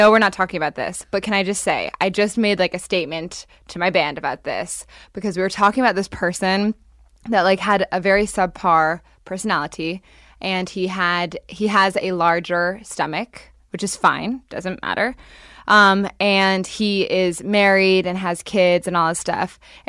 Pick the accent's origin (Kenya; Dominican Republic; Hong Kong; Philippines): Hong Kong; also born or lived in London, United Kingdom / Japan; So I was born in London and then moved to Japan when I was 4 and then Hong Kong. So I basically lived there. Japan for 6 years, Hong Kong 8 years.